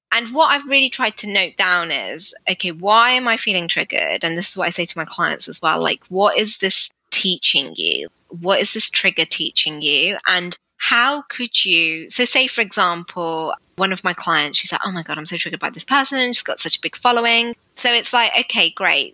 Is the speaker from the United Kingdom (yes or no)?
yes; United Kingdom; I'm an Asian woman living in the UK very strict Sikh family